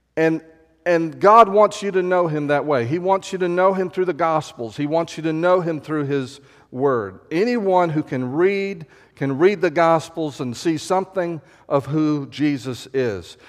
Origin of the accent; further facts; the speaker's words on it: Texas, United States; I was born in Texas